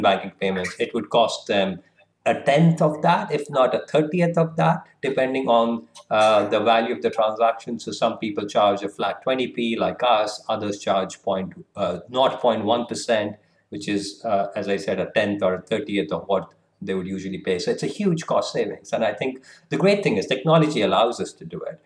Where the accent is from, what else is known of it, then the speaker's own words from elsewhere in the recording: Kolkata, West Bengal, India; moved away as an adult; also born or lived in Lucknow, India; now in London, United Kingdom; I, I, was born and brought up in Kolkata, but still, you know, part of the same community and culture, and, and then moved around India a little bit.